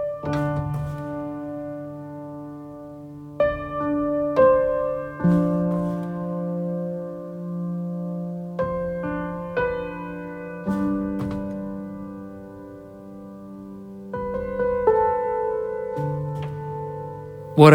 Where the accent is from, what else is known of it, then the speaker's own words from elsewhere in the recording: New Zealand; I'm a musician and a writer from Aotearoa, New Zealand